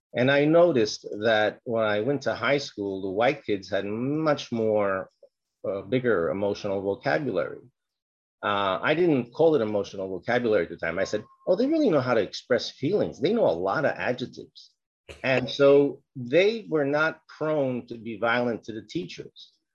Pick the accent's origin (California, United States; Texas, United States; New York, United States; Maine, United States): New York, United States; New York City; I was born in the South Bronx during a period of um, a lot of violence. I'm Puerto Rican